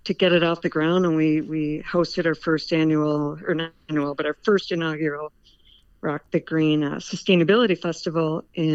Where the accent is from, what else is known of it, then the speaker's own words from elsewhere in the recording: Milwaukee, Wisconsin, United States; moved away as an adult; I moved back to Milwaukee and started raising a family back in my hometown